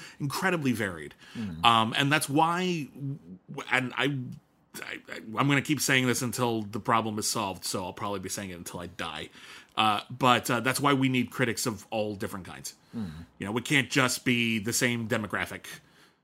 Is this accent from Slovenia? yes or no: no; United States; we're Americans. I mean, I'm Italian-American, but, like, I am very American